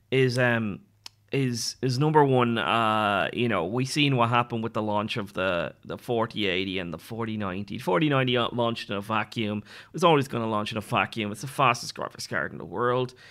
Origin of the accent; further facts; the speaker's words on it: Ireland; So um, like when I say giving up drinking, I'm Irish.